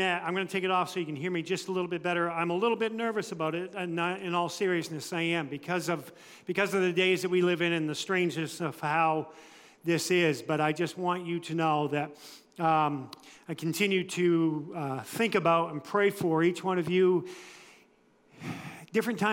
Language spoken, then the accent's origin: English; United States; I was born and raised in the United States